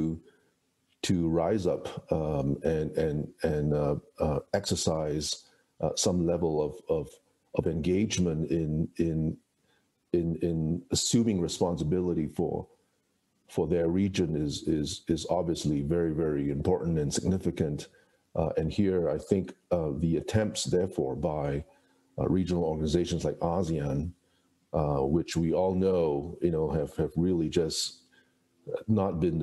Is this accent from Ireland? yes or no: no; Singapore; my home country of Singapore